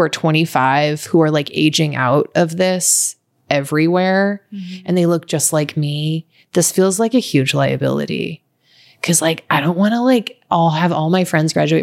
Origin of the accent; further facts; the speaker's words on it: Redding, California, United States; moved away as an adult; also born or lived in San Francisco, California / Marfa, Texas; now in Los Angeles, United States; I was raised in Redding, California